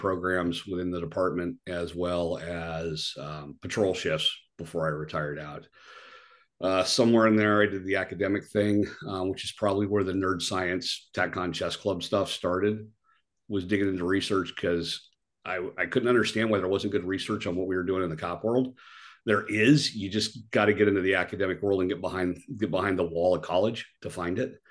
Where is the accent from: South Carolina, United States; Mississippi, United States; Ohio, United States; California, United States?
California, United States; San Francisco Bay Area; Born and raised in the San Francisco Bay Area